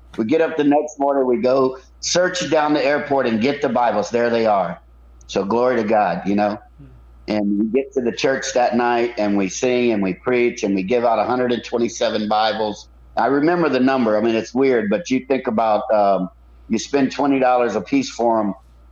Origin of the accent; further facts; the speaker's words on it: United States; We're from America